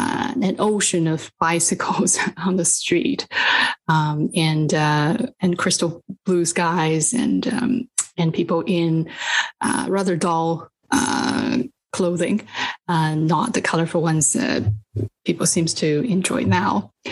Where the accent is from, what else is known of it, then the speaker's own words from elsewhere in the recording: Beijing, China; moved away; I was born and raised in Beijing, although I'm the first generation Beijinger, as they call it. My parents are not from Beijing. My dad's from the ancient city of Suzhou, and my mom is from Qingdao in Shandong province